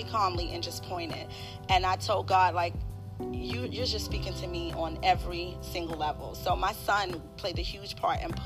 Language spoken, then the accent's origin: English; Maxton, North Carolina, United States; also born or lived in New York; now in Charlotte, United States; At the age of 6, I moved to Maxton, North Carolina